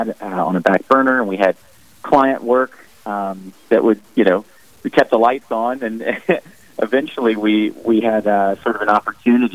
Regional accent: Mobile, Alabama, United States; I was born and raised in Mobile, Alabama. I've been an Alabama boy my whole life.

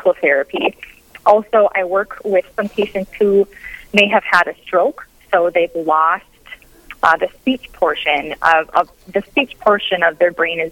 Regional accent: Warren, Minnesota, United States; moved away as an adult; also born or lived in Grand Forks, North Dakota; now in Hillsboro, United States; I grew up in Warren, Minnesota

